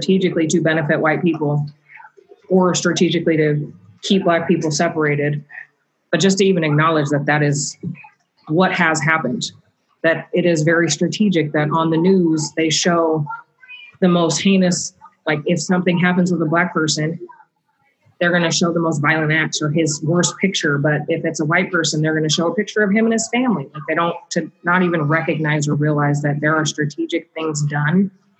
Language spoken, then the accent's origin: English; North Bend, United States; I was in North Bend, I think I was in middle school